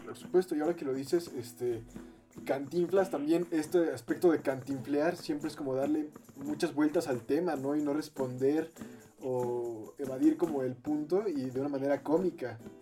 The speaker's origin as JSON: {"language": "Spanish", "country": "Mexico"}